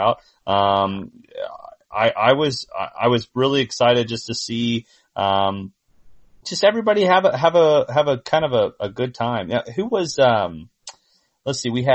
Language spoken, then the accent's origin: English; Indiana, United States; I'm from Indiana